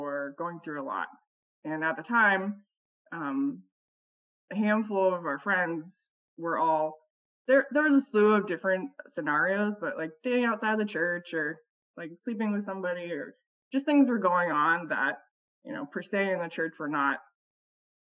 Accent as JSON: {"language": "English", "region": "Ohio", "country": "United States", "also_born_or_lived": "Chicago", "moved": "as an adult", "lives_now": "Portland, United States", "said": "We're originally from the Midwest. We're Ohioans, and we moved to Portland"}